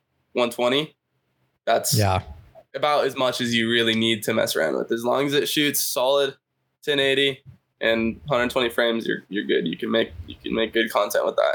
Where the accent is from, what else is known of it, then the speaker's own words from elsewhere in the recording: California, United States; also born or lived in Idaho; Born in Idaho, lived there until like third grade. My dad's job moved us out to California.